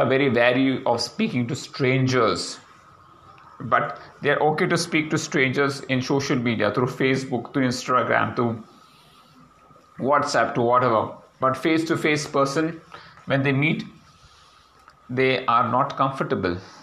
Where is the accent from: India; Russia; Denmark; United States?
India; My first reaction as an Indian